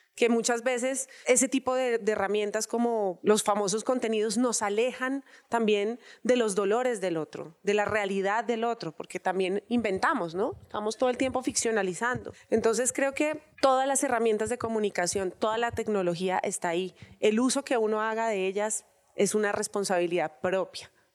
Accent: Colombia; como colombianos

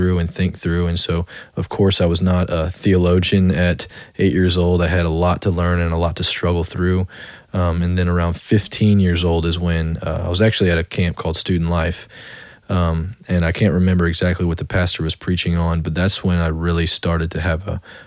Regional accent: Slidell, Louisiana, United States; also born or lived in Metairie, Louisiana; That's where I primarily grew up, was in Slidell

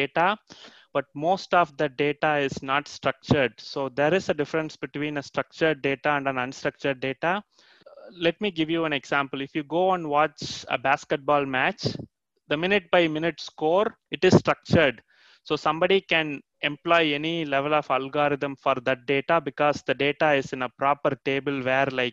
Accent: India; now in Canada; I'm actually from India originally, and then I moved to Canada

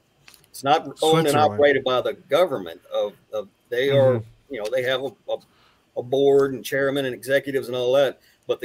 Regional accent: Texas, United States; also born or lived in Italy; Yeah, born and raised in Texas. My dad was in the Navy. I was in the Navy, so I've traveled the entire world. Been traveling all over the place most of my life. I've lived in Italy, East Coast, West Coast, points in between.

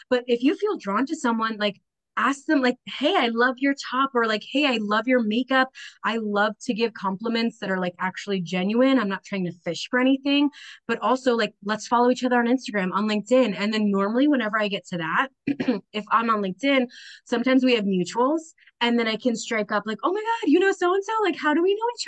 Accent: Roxbury, New Jersey, United States; also born or lived in Bayonne, New Jersey / Minnesota; I grew up in Roxbury, New Jersey

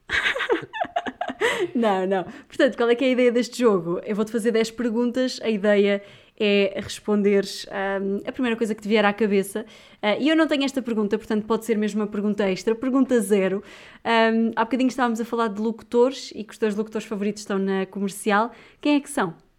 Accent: Viseu, Portugal; Eu sou de Viseu

